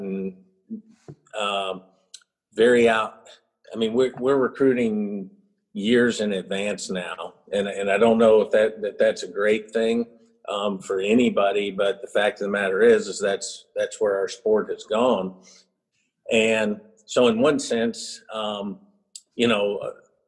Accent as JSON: {"language": "English", "region": "North Carolina", "country": "United States", "tie": "born or raised there", "also_born_or_lived": "Houston, Texas", "moved": "as an adult", "lives_now": "South Carolina, United States", "said": "I grew up in North Carolina, and then I left"}